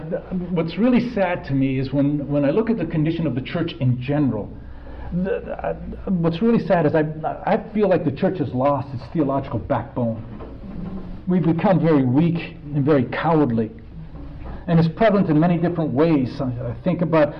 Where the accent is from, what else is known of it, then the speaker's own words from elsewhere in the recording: United States; me as an American